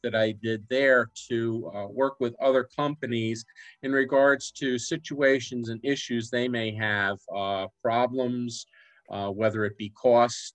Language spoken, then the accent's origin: English; New York City, New York, United States; moved away as an adult; also born or lived in New Jersey / Lehigh Valley, Pennsylvania / Florida; now in Weeki Wachee, United States; I was born and raised in New York City